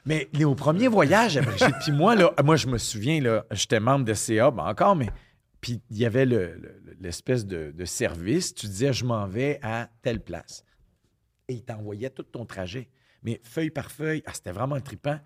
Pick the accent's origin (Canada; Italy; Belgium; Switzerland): Canada; Quebec